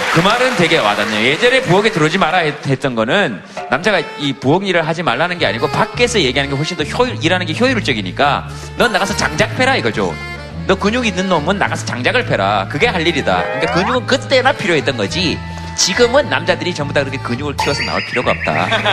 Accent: Daegu, South Korea; moved away

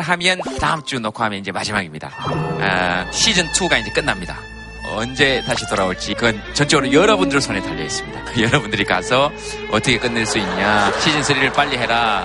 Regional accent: Daegu, South Korea; 고향이 대구라

